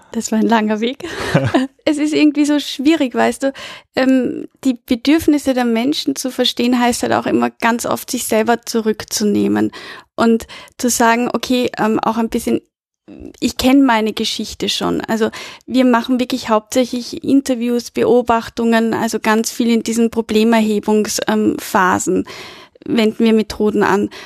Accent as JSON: {"language": "German", "region": "Vienna", "country": "Austria", "said": "Ich komme aus Wien"}